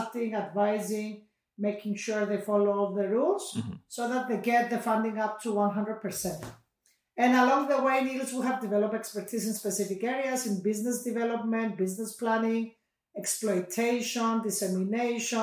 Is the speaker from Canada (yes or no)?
no; Cyprus; I come from Cyprus